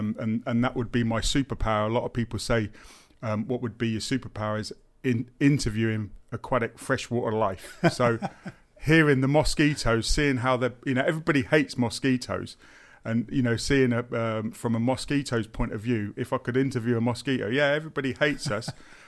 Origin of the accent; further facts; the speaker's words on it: Daventry, East Midlands, United Kingdom; also born or lived in Northampton; So I was born and bred in Northamptonshire, born in Northampton General, lived in Daventry until I was 16, and then I moved to Moulton College in Northamptonshire again and studied horticulture.